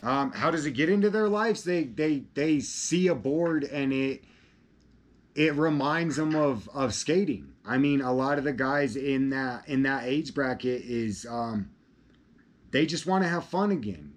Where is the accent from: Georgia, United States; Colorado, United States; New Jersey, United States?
Colorado, United States; I'm from Colorado